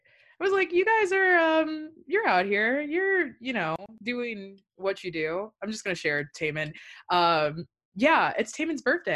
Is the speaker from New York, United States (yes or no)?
no; Virginia, United States; We're both from Virginia. We both were in both the public school system at the same time in Virginia.